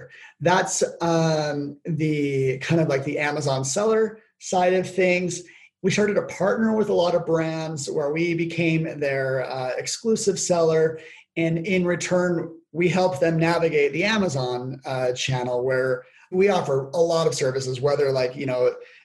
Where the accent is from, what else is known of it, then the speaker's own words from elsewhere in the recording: Logan, Utah, United States; my hometown, Logan, Utah